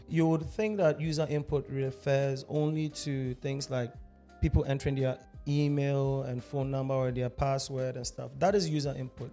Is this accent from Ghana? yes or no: yes; Ghana; half Ghanaian, half German, born and raised in Ghana. Lived my entire life here, so I consider myself Ghanaian every day, all day